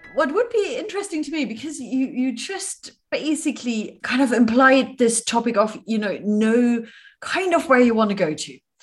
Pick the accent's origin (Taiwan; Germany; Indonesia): Germany; moved away; my home country, Germany